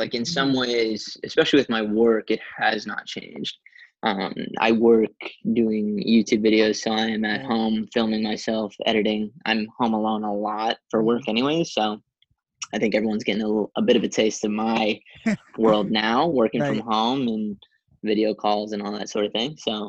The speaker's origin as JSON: {"language": "English", "region": "East Coast", "country": "Canada", "tie": "born or raised there", "said": "A lot of my family lives back where I grew up on the East Coast of Canada."}